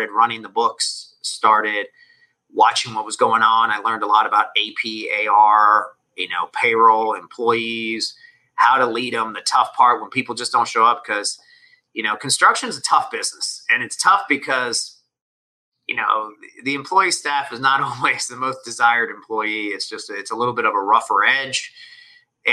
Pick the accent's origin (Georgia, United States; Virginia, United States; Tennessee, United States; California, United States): Georgia, United States; Atlanta; first language Spanish; English is a second language; I was born in Atlanta, in the city.